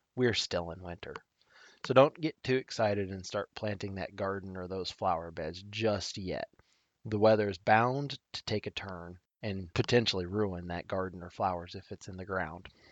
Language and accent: English; Nebraska, United States; my home state of Nebraska